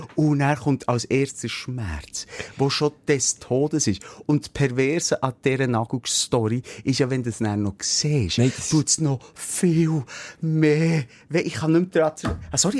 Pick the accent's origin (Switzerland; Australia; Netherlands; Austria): Switzerland; so sind wir Schweizer